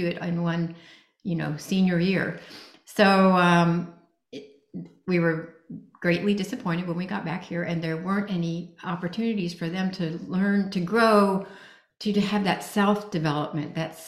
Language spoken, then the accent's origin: English; Indiana, United States; moved away as an adult; also born or lived in Singapore; I grew up in Indiana, and I had never been out of the United States